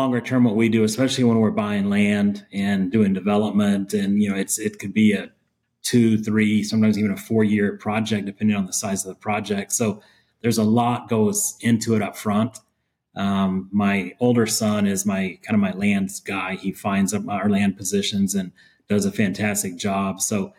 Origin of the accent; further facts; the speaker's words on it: Texas, United States; I'm born and raised in Texas. I was born in West Texas and grew up on a ranch. And I don't know. I don't have a Texas accent.